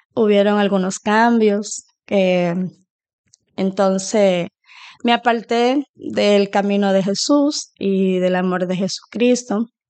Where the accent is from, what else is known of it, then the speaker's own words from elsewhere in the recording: Dominican Republic; now in Sweden; Soy dominicana, eh, residente en Suecia ahora mismo, pero ahora me encuentro de visita en mi país con mi familia